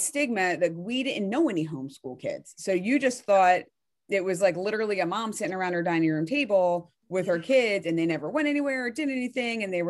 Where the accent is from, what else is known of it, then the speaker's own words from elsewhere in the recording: Delaware County, Pennsylvania, United States; moved away as an adult; now in Berks County, Pennsylvania, United States; I'm in Berks County right now, but I'm from Delaware County